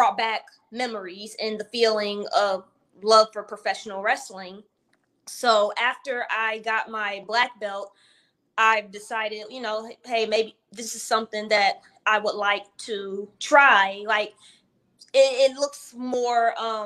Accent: St. Louis, Missouri, United States; being from St. Louis

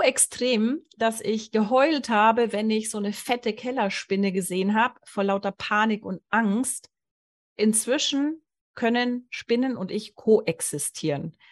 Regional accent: Allgäu, Bavaria, Germany; ich wurde im Allgäu geboren

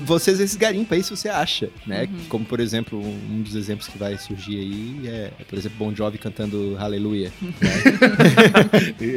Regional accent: Brazil; nós somos brasileiros

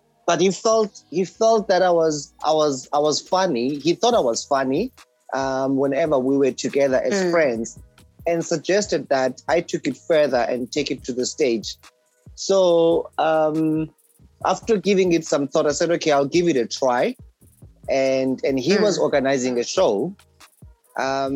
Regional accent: King William's Town, Eastern Cape, South Africa; I'm originally from a small town in Eastern Cape called King Williamstown.

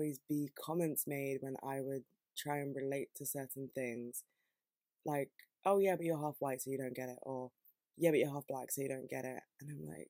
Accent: United Kingdom; being here and being born here and being British

